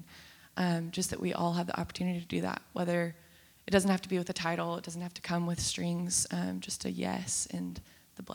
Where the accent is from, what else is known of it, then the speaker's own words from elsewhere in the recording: Texas, United States; I actually don't go here. I'm from Texas. I'm just visiting family.